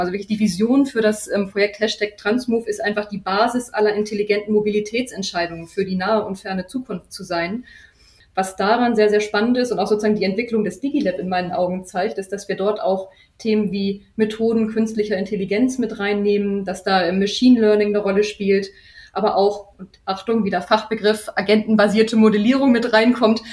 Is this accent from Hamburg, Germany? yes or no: yes; Hamburg, Germany; ich selber bin Hamburgerin